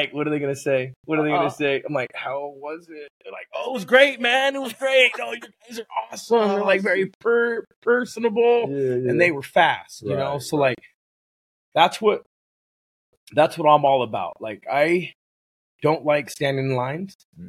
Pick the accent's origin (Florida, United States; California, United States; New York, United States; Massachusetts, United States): California, United States; Oxnard; moved away as an adult; now in Oregon, United States; 805, man. It's my area code. 805. Yep. Oxnard. Okay. Yeah. Okay. Born and raised.